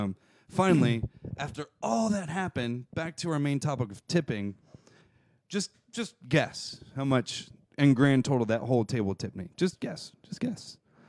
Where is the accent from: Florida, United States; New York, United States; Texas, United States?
Florida, United States